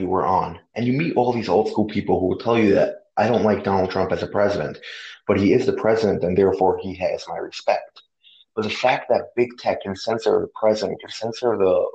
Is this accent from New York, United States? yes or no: yes; New York, United States; I'm from New York.